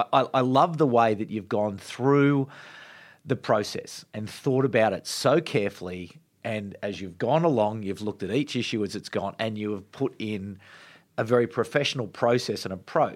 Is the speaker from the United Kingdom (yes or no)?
no; Australia; As an Australian